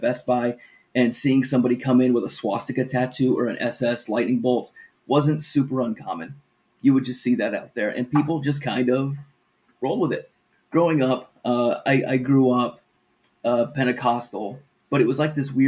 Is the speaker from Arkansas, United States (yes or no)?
yes; Northeast Arkansas, United States; moved away; also born or lived in West Michigan; my grandpa's side of the family is all from Arkansas